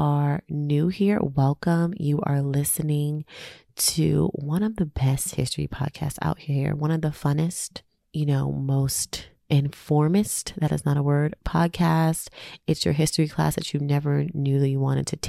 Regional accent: New York City, New York, United States; growing up in Afrocentric Black Pride Harlem in the 90s

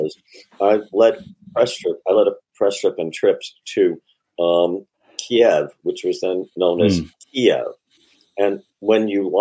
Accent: Perth Amboy, New Jersey, United States; I'm from Perth Amboy

